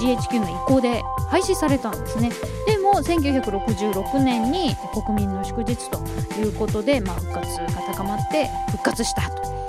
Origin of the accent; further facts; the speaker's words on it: Japan; ずっと日本で生まれ育ってます